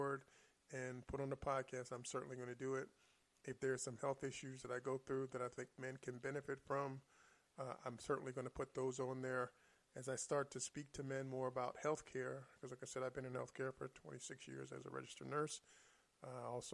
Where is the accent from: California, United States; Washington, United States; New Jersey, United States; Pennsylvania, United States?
Pennsylvania, United States; Philadelphia; I'm from Philadelphia and West Philly